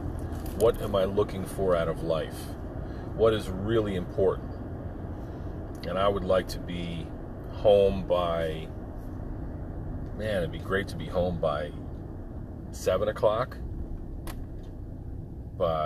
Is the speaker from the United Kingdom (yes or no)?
no; United States